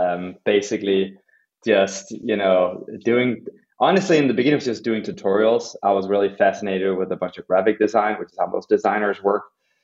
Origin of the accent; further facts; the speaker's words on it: Copenhagen, Capital Region of Denmark, Denmark; So personally, I grew up in Copenhagen in Denmark, and took a very early interest in design